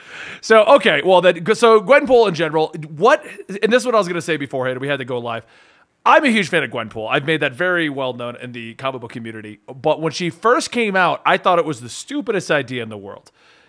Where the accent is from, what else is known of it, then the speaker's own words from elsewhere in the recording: Rhode Island, United States; I grew up originally in Rhode Island.